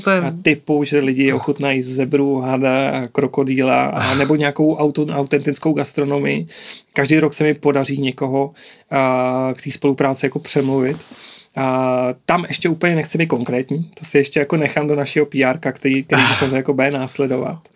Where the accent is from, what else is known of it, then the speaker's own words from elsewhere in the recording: Plzeň, Plzeň Region, Czechia; Já jsem eh, z Plzně